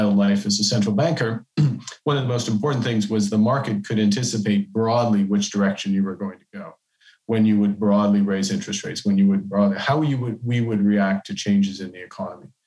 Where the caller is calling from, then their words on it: Canada; I'm, I'm joining you from Canada.